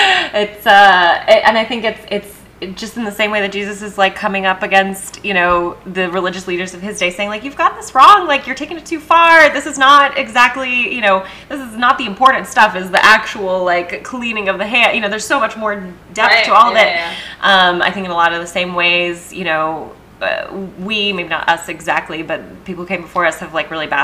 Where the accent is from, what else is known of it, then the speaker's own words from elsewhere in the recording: Texas, United States; I grew up in Texas for most of my life